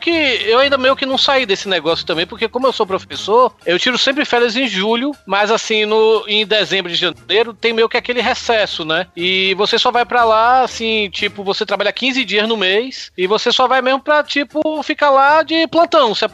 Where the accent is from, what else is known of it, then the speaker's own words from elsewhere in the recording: Bahia, Brazil; sou eu baiano, sempre, né, velho?